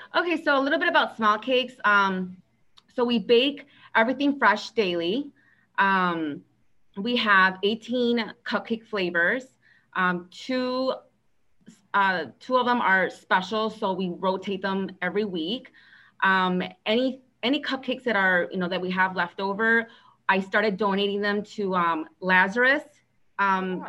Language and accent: English; Aurora, Illinois, United States; I was born and raised in Aurora, Illinois